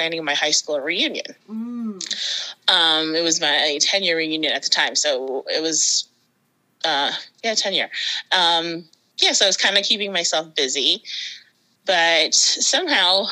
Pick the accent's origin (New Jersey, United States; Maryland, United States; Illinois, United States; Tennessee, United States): Maryland, United States; moved away as an adult; now in Massachusetts, United States; I'm originally from Maryland, and I got married and moved up to Massachusetts